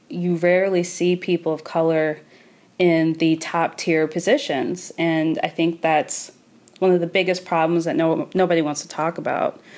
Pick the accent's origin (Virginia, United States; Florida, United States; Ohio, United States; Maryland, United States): Maryland, United States; I said to him very calmly, I grew up in Maryland.